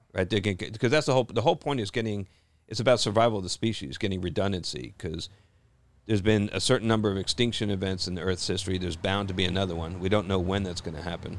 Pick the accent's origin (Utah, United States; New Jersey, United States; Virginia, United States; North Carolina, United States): New Jersey, United States; I grew up in Jersey